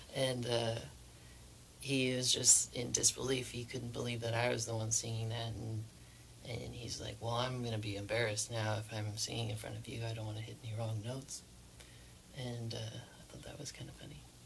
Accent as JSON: {"language": "English", "town": "Spokane", "region": "Washington", "country": "United States", "said": "I am a musician from Spokane, Washington"}